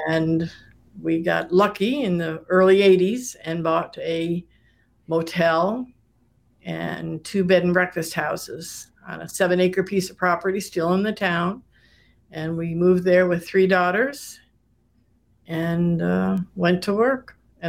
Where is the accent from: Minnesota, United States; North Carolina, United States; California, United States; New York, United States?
New York, United States; Saratoga Springs; my hometown, Saratoga, and which is a very seasonal place.